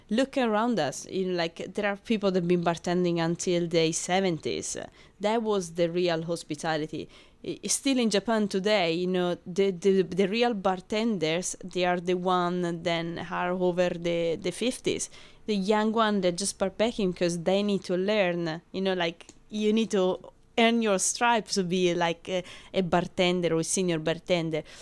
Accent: Rome, Lazio, Italy; English is a second language; moved away as an adult; now in London, United Kingdom; I'm from Rome

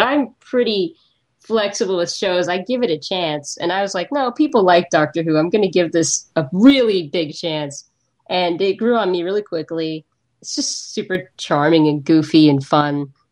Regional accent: United States; I'm American

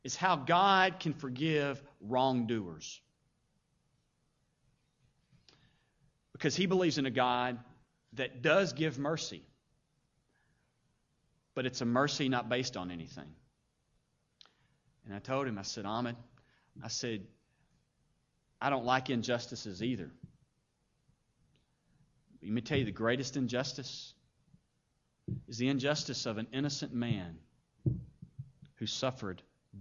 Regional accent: Paducah, Kentucky, United States; I grew up in Paducah.

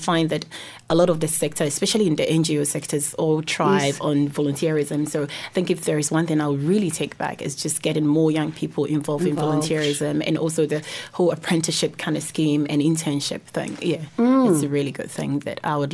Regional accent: Ghana; now in Wellington, New Zealand; I'm from Ghana

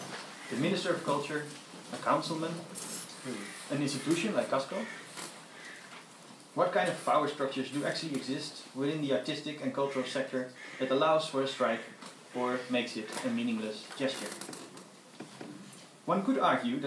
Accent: Netherlands; I'm from the Netherlands

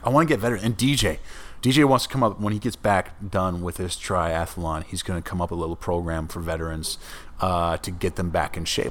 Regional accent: northern Minnesota, United States; I grew up in northern Minnesota

